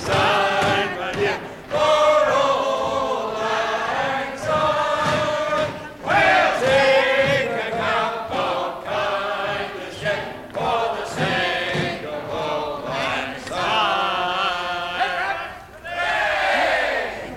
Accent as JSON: {"language": "English", "country": "Zimbabwe", "said": "happened in Zimbabwe in terms of language. That, you know, of course we do speak English"}